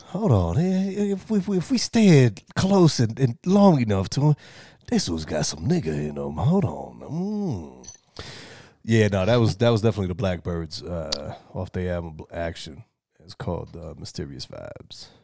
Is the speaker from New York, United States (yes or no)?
yes; New York City, New York, United States; as a New Yorker, as, you know, as a young man